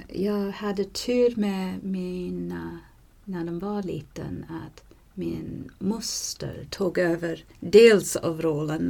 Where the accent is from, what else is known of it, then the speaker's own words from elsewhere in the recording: Canada; Swedish is a second language; moved away; där jag kommer ifrån i Kanada